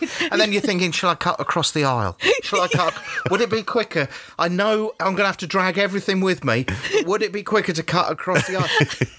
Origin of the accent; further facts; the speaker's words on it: United Kingdom; being British